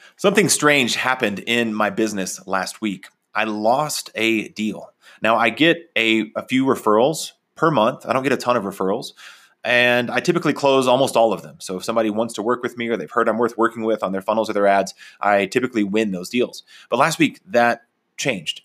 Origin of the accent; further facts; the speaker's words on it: Texas, United States; also born or lived in Oklahoma, United States; now in Colorado, United States; when I grew up in Texas and Oklahoma, we didn't go hiking